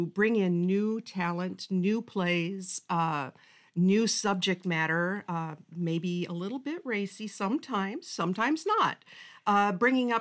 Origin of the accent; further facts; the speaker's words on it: Moline, Illinois, United States; I am from Moline.